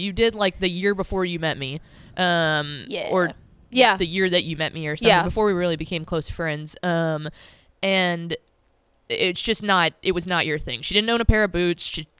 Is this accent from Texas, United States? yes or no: yes; Llano, Texas, United States; So I grew up in Llano, Texas.